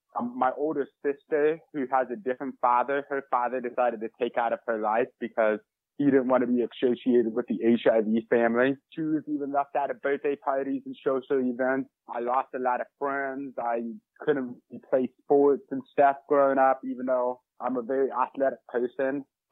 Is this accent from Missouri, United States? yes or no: yes; St. Louis, Missouri, United States; I'm from St. Louis, Missouri.